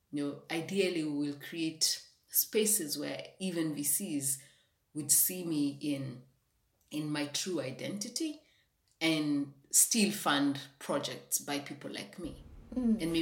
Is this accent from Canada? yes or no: no; Western Kenya, Kenya; first language Swahili; I have a certain accent because you know I spoke I spoke Swahili. I spoke a bit of Kikuyu, which is my mother's language. I grew up in Western Kenya where they speak Bukusu, which is a different tribal language.